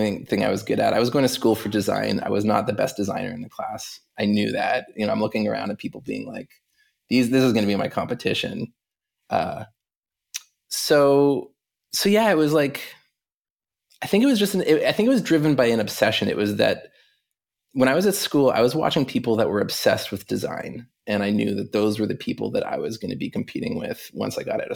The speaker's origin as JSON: {"language": "English", "town": "Halifax", "region": "Nova Scotia", "country": "Canada", "tie": "born or raised there", "said": "I grew up in Halifax, Nova Scotia, on the east coast of Canada"}